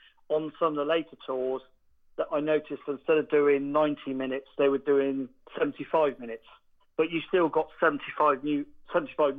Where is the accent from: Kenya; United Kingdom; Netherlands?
United Kingdom; near Woodstock, Oxfordshire, South East England; I am from near Woodstock in Oxfordshire.